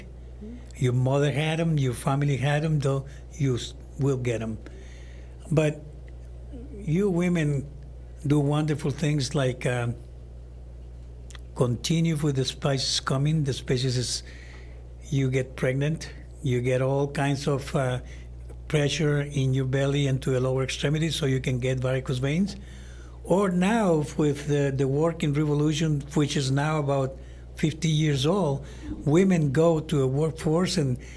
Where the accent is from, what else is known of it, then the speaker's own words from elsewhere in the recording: Honduras; also born or lived in Chicago / Massachusetts; now in Houston, United States; I was born in Honduras